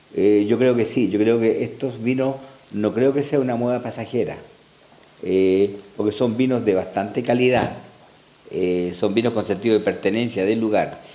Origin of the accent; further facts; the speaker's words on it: Chile; nosotros en Chile